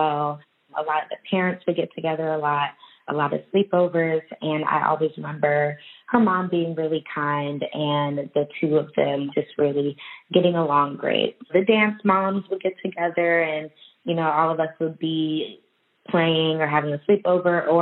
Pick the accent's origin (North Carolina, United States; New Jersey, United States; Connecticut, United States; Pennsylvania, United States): North Carolina, United States; Charlotte; born or raised there